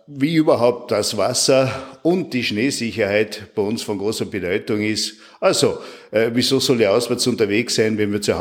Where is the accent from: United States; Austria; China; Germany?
Austria; St. Jakob in Defereggen, Tyrol; born there; Ich bin in St. Jakob im Nefreckental geboren und wohne dort in einer wunderschönen äh, Landschaft mitten im Nationalpark Hohe Dauern.